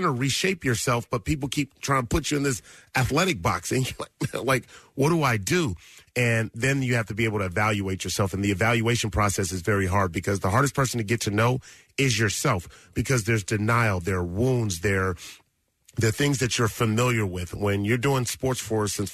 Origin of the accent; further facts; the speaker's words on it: Los Angeles, California, United States; I grew up in South Central Los Angeles, and in the Crenshaw District